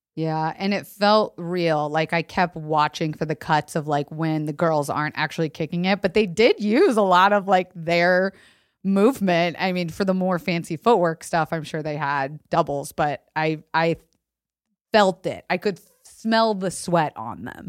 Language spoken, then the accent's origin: English; United States; as an American girl